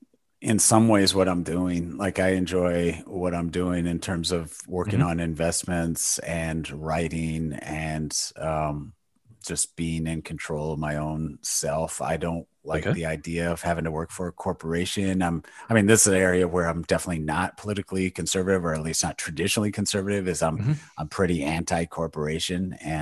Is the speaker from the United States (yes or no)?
yes; Michigan, United States; No, I've lived in the state my entire life. So, born and raised in Michigan, was went to university here, and have just not gone far.